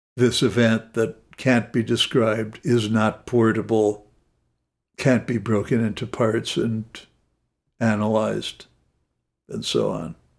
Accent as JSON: {"language": "English", "town": "Los Angeles", "region": "California", "country": "United States", "tie": "born or raised there", "said": "I grew up in Los Angeles."}